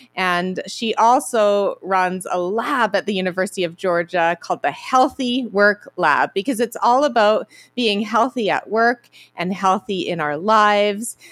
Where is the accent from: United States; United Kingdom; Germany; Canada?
Canada; I'm from Canada